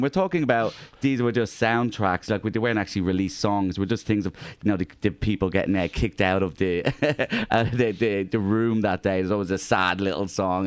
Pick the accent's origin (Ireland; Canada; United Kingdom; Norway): Ireland; now in Australia; I'm Irish